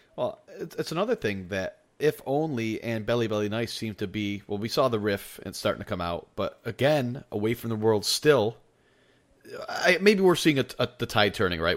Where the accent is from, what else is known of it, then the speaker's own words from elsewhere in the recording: New York, United States; moved away; I'm from New York originally